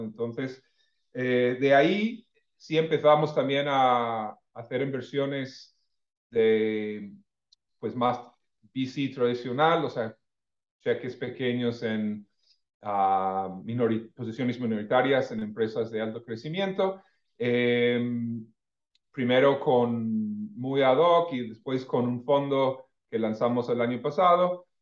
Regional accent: California, United States; moved away as an adult; also born or lived in Mexico / Monterrey, Mexico / Mexico City, Mexico; Yo soy americano de familia del Midwest, este, eh, criado en California

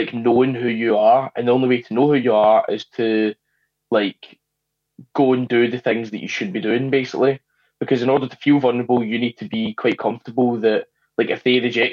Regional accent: Scotland, United Kingdom; I grew up in Scotland

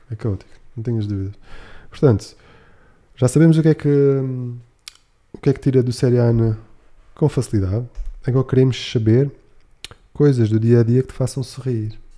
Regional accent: Algarve, Portugal; now in Lisbon, Portugal; no Algarve, eu sou algarvio

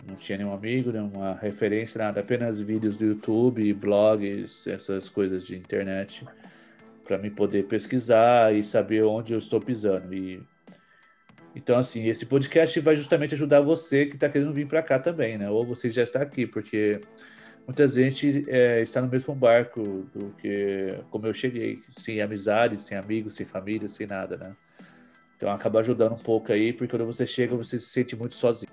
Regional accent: São Paulo, Brazil; moved away as an adult; now in New York, United States; eu sou de São Paulo e eu estou aqui nos Estados Unidos, uh, em Nova York especificamente

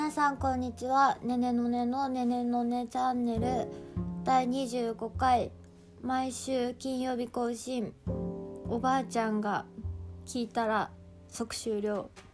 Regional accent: Hokkaido, Japan; now in Tokyo, Japan; 私は北海道出身

